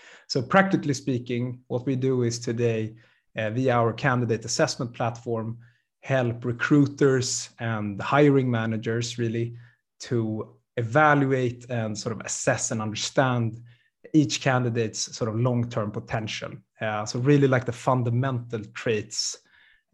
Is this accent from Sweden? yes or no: yes; Sweden; born and raised in Sweden